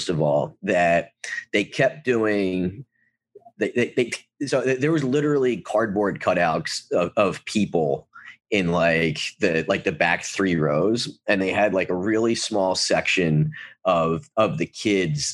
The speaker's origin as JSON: {"language": "English", "area": "near Atlantic City", "region": "New Jersey", "country": "United States", "tie": "born or raised there", "said": "I grew up near Atlantic City"}